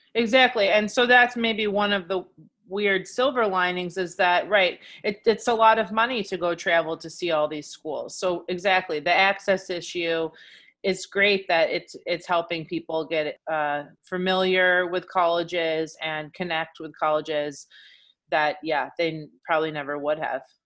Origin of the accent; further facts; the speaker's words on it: Michigan, United States; moved away as an adult; also born or lived in New York, United States / California, United States; now in Milwaukee, United States; So I'm from Michigan originally.